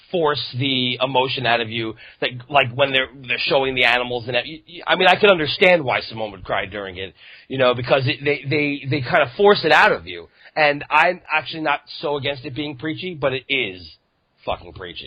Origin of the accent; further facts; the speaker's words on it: New York, United States; New York